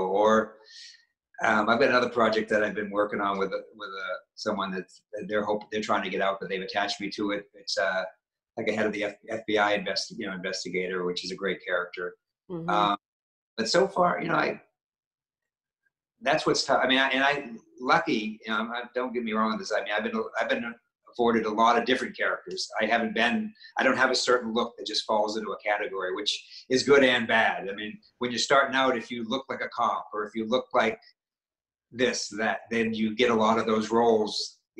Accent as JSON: {"language": "English", "region": "Maine", "country": "United States", "said": "and I'm from New England, I'm from Maine, so yes, that one comes off for natural to me"}